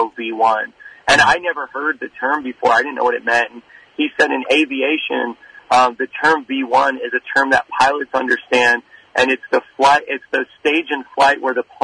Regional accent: Indiana, United States; now in New York City, United States; I'm from Indiana, which is in the Midwest

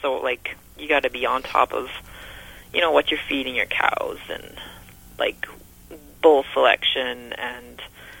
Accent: Altona, Manitoba, Canada; also born or lived in Alberta / Grunthal, Manitoba; I was born in Alberta, and then I grew up in a small town south of Winnipeg in Altona on 7 acres.

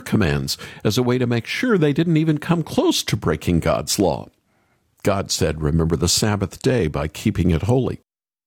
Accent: Oklahoma, United States; moved away; also born or lived in east coast of the US / west coast of the US; I was raised in Oklahoma, where there's a whole lot of flat land until you get to the east side of the state, those wide open spaces. But for the latter half of my childhood, I lived there.

